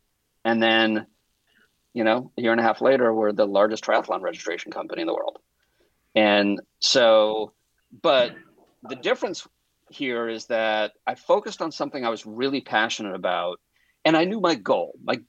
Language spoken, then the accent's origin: English; Connecticut, United States; also born or lived in Boston; now in Los Angeles, United States; I live in Los Angeles, California, in case there's another Los Angeles out there. I grew up in Connecticut and Boston, New York, in the Northeast. And my whole family's back there.